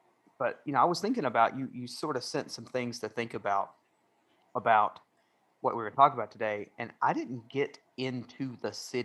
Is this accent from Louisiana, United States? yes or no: no; Knoxville, Tennessee, United States; So we put Knoxville on our envelopes and, we tell people we're from Knoxville